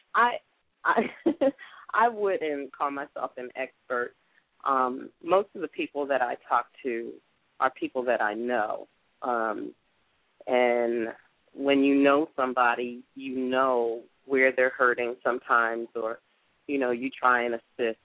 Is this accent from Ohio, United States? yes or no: no; Atlantic City, New Jersey, United States; moved away as an adult; now in Atlanta, United States; I was born and raised in Atlantic City, New Jersey.